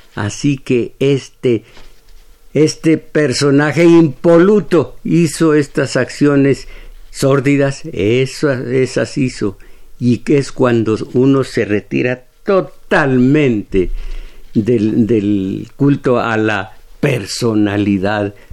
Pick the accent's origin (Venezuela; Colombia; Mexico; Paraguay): Mexico